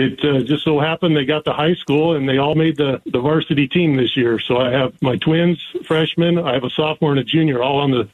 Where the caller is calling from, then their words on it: Winslow, Arizona, United States; We're joining you from Winslow this morning.